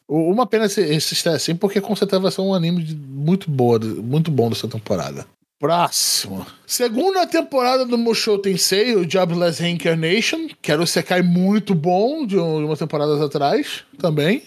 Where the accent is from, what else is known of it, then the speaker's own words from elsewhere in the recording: Rio de Janeiro, Brazil; accent: Carioca; o meu sotaque é carioca